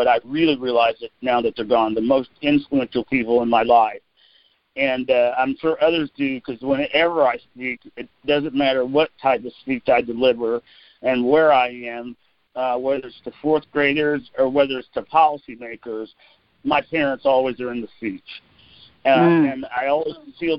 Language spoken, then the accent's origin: English; Fayette, Missouri, United States; also born or lived in Washington, D.C. / New York; a Fayesian, I grew up in Fayette, not Fayetteville